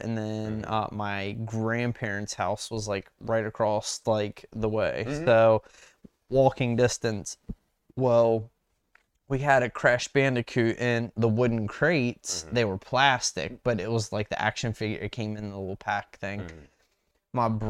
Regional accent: West Virginia, United States; moved away; also born or lived in Maryland; growing up in West Virginia and then packing up and relocating to a different state when we moved to Maryland

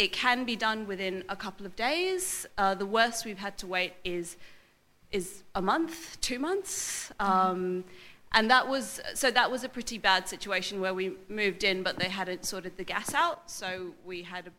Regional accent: England, United Kingdom; accent: English, relatively middle class; first language English; I'm not white, but I have a relatively middle class accent, and English, yeah, and English is my first language, right? And I speak with an English accent

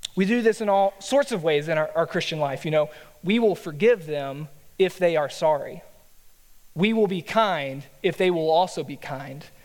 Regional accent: Texas, United States; a Texan by nature

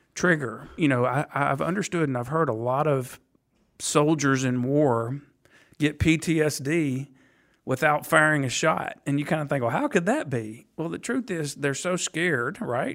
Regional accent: Nashville, Tennessee, United States; also born or lived in Tuscaloosa, Alabama; I am a Nashville native

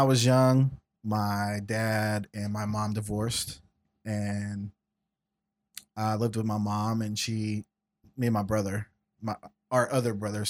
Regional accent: Jordan; We're from Jordan.

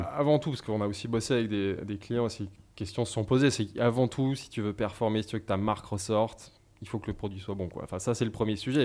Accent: Savoy, Auvergne-Rhône-Alpes, France; now in Paris, France; je suis savoyard. Donc, c'est un, fil conducteur, c'est assez important. Je suis issu d'une région avec une identité forte

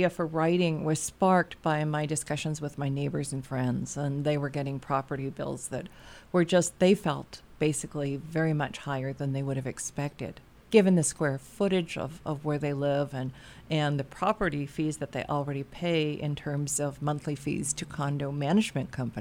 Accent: Lac du Bonnet, Manitoba, Canada; I'm from Lac Da Bonnie

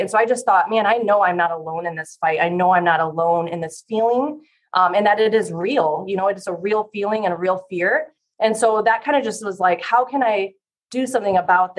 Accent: Fort Dodge, Iowa, United States; now in Des Moines, United States; I am originally from Fort Dodge, Iowa. So I'm an Iowa native

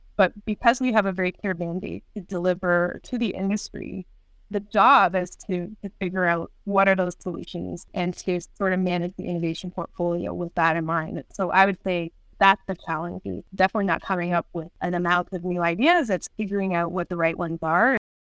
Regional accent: Niagara Falls, Ontario, Canada; I grew up in the Niagara region

